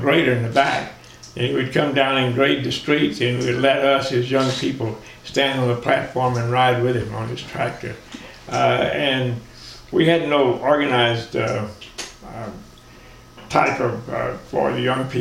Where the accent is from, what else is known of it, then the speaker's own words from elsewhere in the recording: Mineola, Texas, United States; I grew up in Mineola, Texas